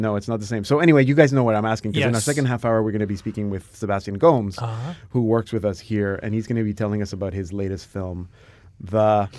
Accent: Bethlehem, West Bank, Palestine; born there; Yeah, I was born in Bethlehem.

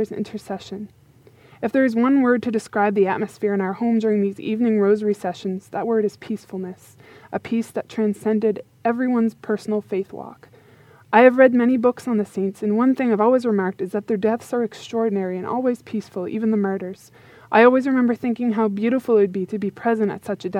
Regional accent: Yarmouth, Nova Scotia, Canada; moved away; I have just recently moved back to my hometown of Yarmouth, Nova Scotia, to be with my family for a while

